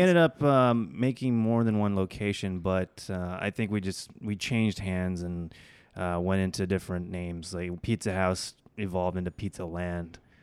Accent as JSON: {"language": "English", "region": "Oklahoma", "country": "United States", "tie": "born or raised there", "also_born_or_lived": "Bangladesh", "said": "I grew up in Oklahoma. Uh, af, and my family immigrated from Bangladesh to the U S when I was about two"}